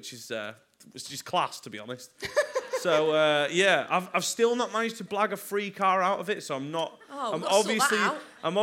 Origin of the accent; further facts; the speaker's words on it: Chelford, North West England, United Kingdom; moved away as an adult; now in London, United Kingdom; I'm from like a little town called Chelford near Macclesfield, which no one has ever heard of because it's got two shops and a pub